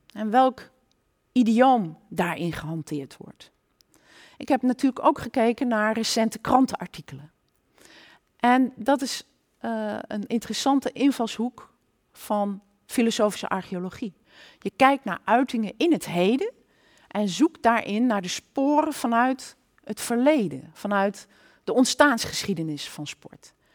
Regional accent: Nijmegen, Gelderland, Netherlands; ik kom uit Nijmegen, een kind van deze stad

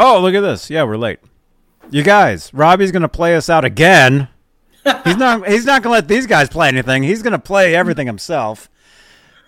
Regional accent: Phoenix, Arizona, United States; I'm actually from Phoenix

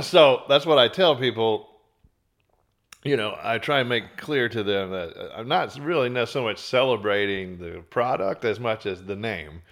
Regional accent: Beaumont, Texas, United States; now in Austin, United States; East Texas towns, like Beaumont, my hometown

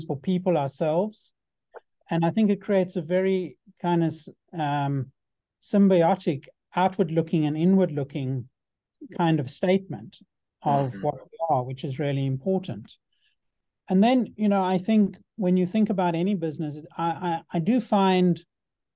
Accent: South Africa; I had growing up in South Africa

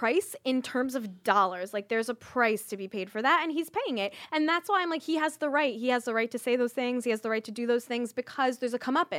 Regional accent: Philadelphia, Pennsylvania, United States; Philly, but the suburbs, like

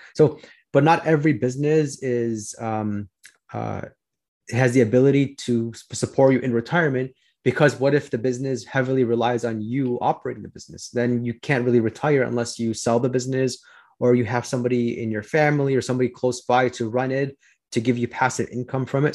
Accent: Chicago, Illinois, United States; I'm from Chicago

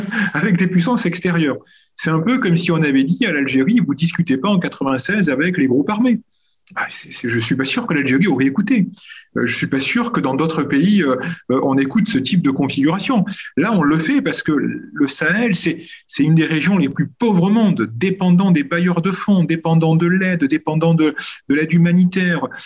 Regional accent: France; en tant que Français et Européens

